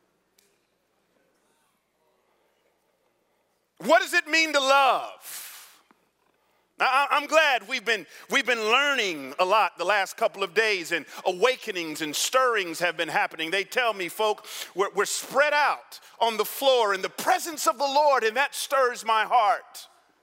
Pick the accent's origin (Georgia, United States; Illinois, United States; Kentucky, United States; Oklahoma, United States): Georgia, United States; Atlanta; also born or lived in New York City; now in San Jose, United States; I grew up in Atlanta in the 70s and 80s.